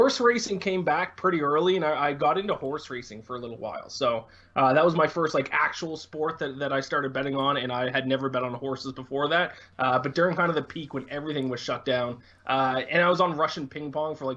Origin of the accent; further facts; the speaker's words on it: Canada; me being Canadian, I played a lot of NHL growing up